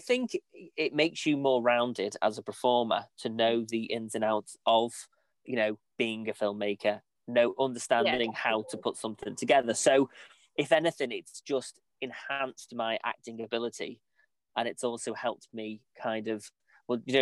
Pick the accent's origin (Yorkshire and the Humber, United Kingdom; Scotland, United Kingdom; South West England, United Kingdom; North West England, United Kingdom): North West England, United Kingdom; Ellesmere Port; I am in Lancaster at the moment, but I'm originally from Ellesmere Port, and I do live in Ellesmere Port